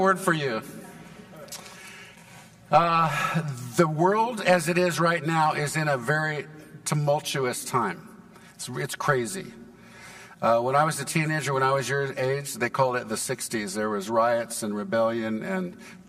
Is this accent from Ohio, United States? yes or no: no; Santa Barbara, California, United States; now in Texas, United States; I was born in Santa Barbara, California, and I never knew my dad, and my mom died when I was 5, left my 2 sisters and me